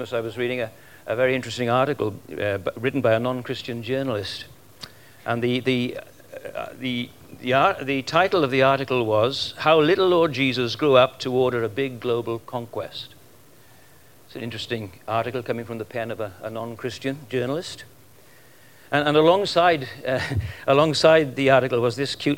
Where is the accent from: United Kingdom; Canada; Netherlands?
United Kingdom; Welsh, Wales; now in Australia; I'm Welsh. We just naturally sing